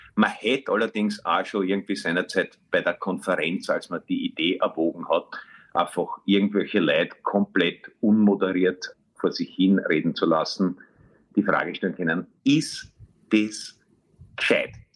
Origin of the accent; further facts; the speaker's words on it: Vienna, Austria; ich bin in der Brigitte noch aufgewachsen